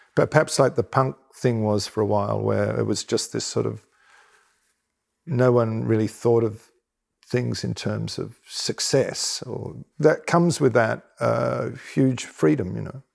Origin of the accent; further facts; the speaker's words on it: Australia; as an Australian